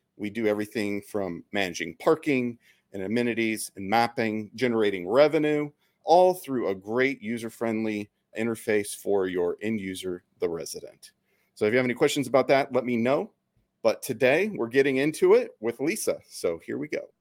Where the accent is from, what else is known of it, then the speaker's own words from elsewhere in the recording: the Northwest, Pacific Northwest, United States; I'm from the Northwest.